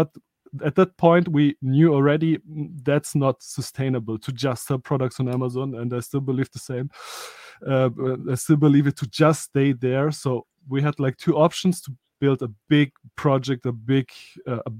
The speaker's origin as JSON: {"language": "English", "country": "Germany", "tie": "born or raised there", "also_born_or_lived": "Soviet Union / Stuttgart", "said": "I was born in the Soviet Union. I come to Europe, like, or to Germany. So we are based in Germany with 4 years. So basically, I'm a German living here in Germany"}